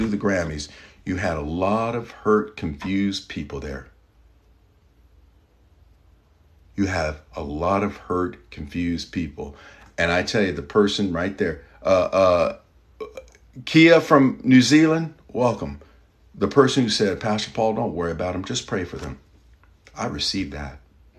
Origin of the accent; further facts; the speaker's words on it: Kentucky, United States; I'm from Kentucky, good people there